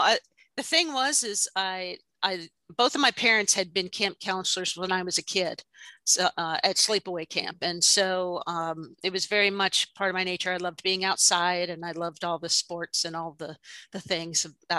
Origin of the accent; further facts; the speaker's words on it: Georgia, United States; growing up in Georgia with the hills that we had